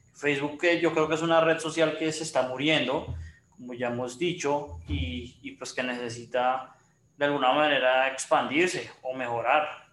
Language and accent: Spanish; Colombia; como los colombianos